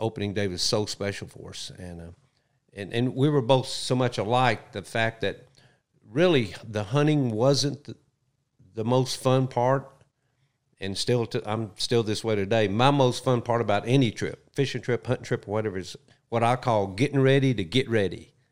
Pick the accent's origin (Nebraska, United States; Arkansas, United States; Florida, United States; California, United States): Arkansas, United States; Little Rock; also born or lived in Bethany, Oklahoma; Southwest Little Rock